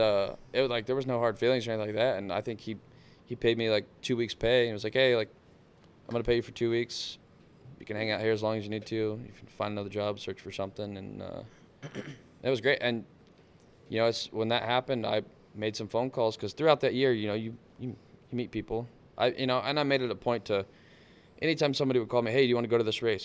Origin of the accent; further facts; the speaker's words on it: South Texas, United States; I grew up in down in South Texas, like, on the coast.